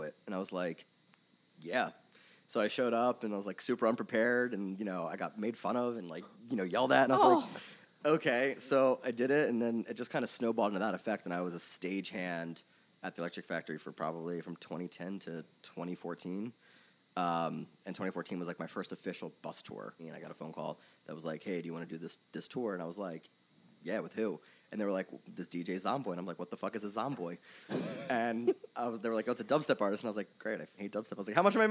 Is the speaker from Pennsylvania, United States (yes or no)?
yes; Philadelphia, Pennsylvania, United States; So I'm originally from Philly. I grew up here. I grew up in Northeast